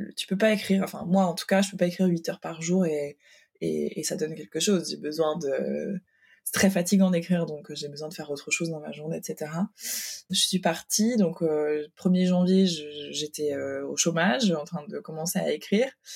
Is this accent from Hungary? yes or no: yes; Hungary; now in Paris, France; je suis née en Hongrie